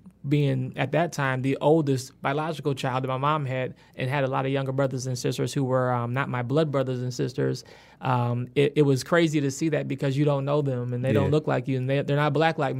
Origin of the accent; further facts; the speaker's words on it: Willis, Michigan, United States; So I actually grew up in the sticks, in the countryside of a... it wasn't even Ypsilanti, which is the city I usually claim. Because when I say Willis, people have no idea what a Willis is.